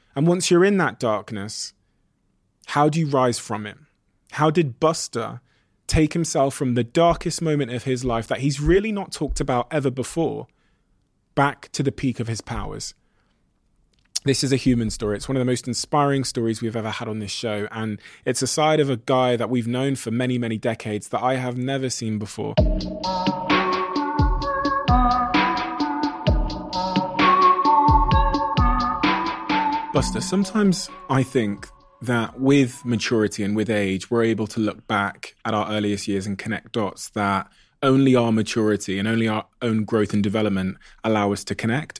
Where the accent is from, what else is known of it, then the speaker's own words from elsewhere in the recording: Botswana; I was born in Botswana.